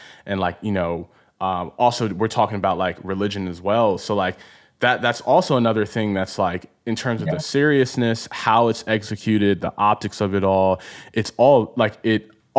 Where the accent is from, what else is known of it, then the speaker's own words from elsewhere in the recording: East Coast, United States; growing up on the East Coast, like to me, it's like, man, there's New York, there's